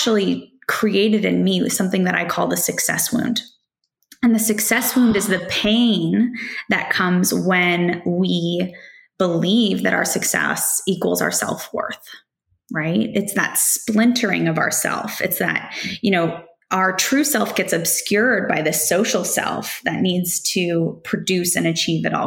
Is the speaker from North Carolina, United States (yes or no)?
no; Silicon Valley, California, United States; growing up in Silicon Valley, the culture around me was, if you can dream it, you can build it.